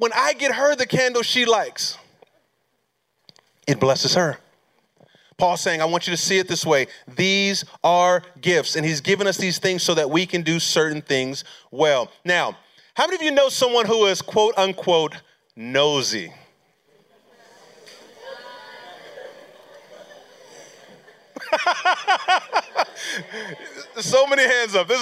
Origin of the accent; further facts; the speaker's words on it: Pomona, California, United States; now in Concord, North Carolina, United States; I'm actually from California, born and raised in California. I was actually born in this place called Pomona, California.